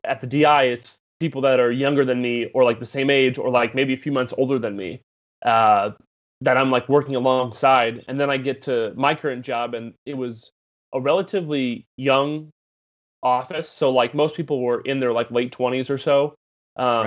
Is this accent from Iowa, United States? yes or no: yes; Des Moines, Iowa, United States; moved away as an adult; also born or lived in Nashville; I was born and raised in Des Moines, Iowa